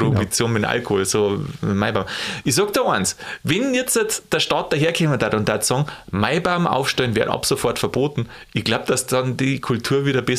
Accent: Bavaria, Germany; In Berlin zünden sie Stodo, bei uns in Bayern

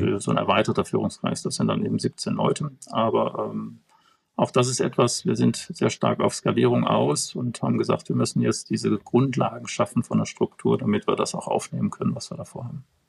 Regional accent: Bonn, North Rhine-Westphalia, Germany; als Bonner

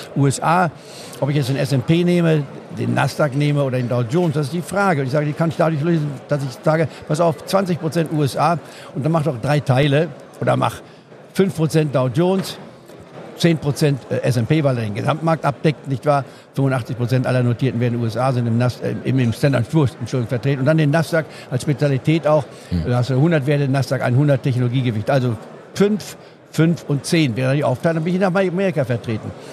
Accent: Goslar, Lower Saxony, Germany; in Goslar Harz, wo ich aufgewachsen bin

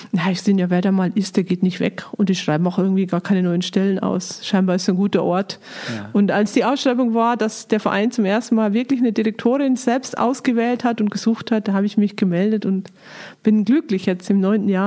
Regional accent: Bavaria, Germany; Ich komme aus Niederbayern und äh, so richtig barock-katholisch niederbayerisch bin ich aufgewachsen, habe aber einen Münsteraner Vater, von daher habe ich noch ein bisschen was Norddeutsches bekommen und äh, ich war da einfach in der, in einem Dorf bin ich aufgewachsen

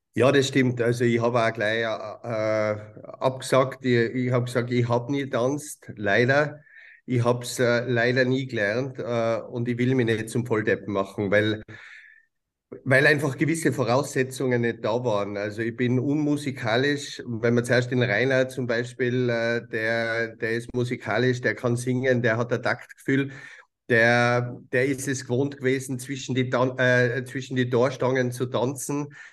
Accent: Tyrol, Austria; bei uns in Tirol

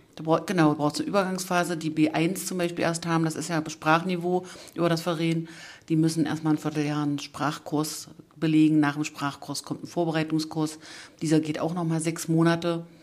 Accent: Saxony-Anhalt, Germany; Das sagt man so bei uns in Sachsen-Anhalt

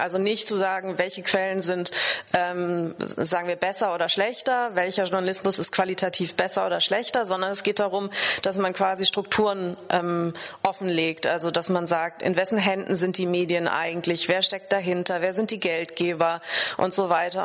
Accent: Germany; bei uns in Deutschland

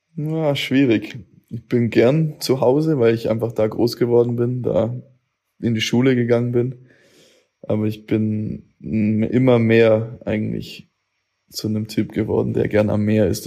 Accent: Augsburg, Bavaria, Germany; Ich bin aus Hochzoll

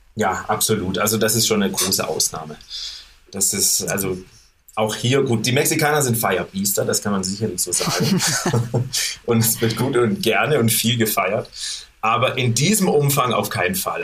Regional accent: Germany; moved away as an adult; now in Mexico City, Mexico

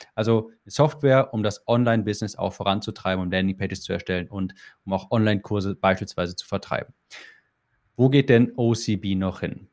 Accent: Germany; als Deutscher

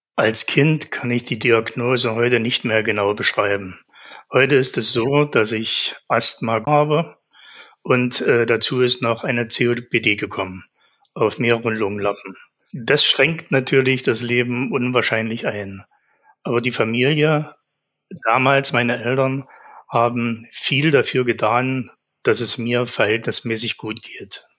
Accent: Zeitz, Saxony-Anhalt, Germany; also born or lived in Naundorf; Ich bin geboren in Zeitz. In einem Ort in Naundorf haben wir gelebt, genau neben einer Kohlefabrik.

